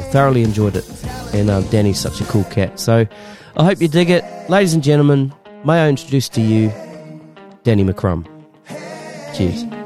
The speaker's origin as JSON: {"language": "English", "area": "Masterton", "region": "Wellington", "country": "New Zealand", "moved": "yes", "lives_now": "Australia", "said": "I'm originally from Musselin"}